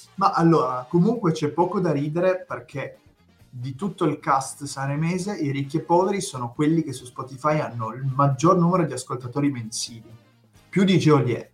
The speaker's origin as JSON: {"language": "Italian", "region": "Piedmont", "country": "Italy", "accent": "tartufino (Piedmontese)", "said": "il mio accento tartufino"}